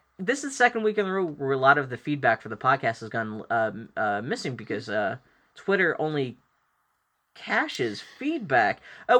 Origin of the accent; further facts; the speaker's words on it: Pittsburgh, Pennsylvania, United States; moved away; also born or lived in Philadelphia; even growing up in Pittsburgh and in Pennsylvania, like and even in being in Philadelphia